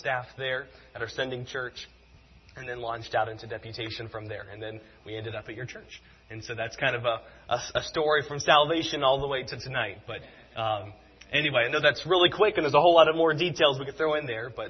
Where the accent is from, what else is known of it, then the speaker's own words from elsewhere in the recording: South Carolina, United States; I grew up in South Carolina